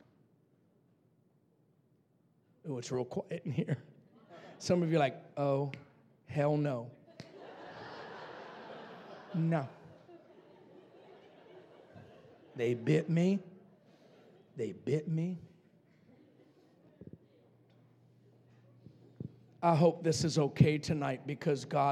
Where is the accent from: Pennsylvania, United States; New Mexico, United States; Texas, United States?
New Mexico, United States; Roswell; I was raised in Roswell, New Mexico